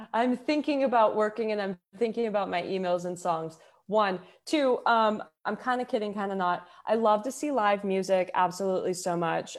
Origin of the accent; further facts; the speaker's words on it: Houston, Texas, United States; also born or lived in Denver; now in Los Angeles, United States; I grew up in Houston